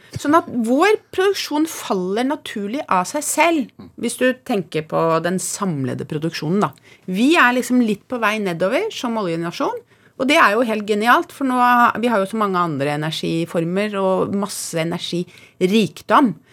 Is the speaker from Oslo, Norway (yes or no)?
yes; Oslo, Norway; jeg vokste opp på CC Vest